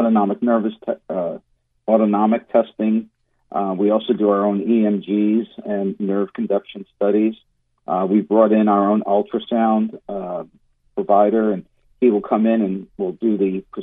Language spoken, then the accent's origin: English; Long Island, New York, United States; moved away as an adult; also born or lived in Miami, Florida; now in Central Florida, United States; I'm actually from Long Island, New York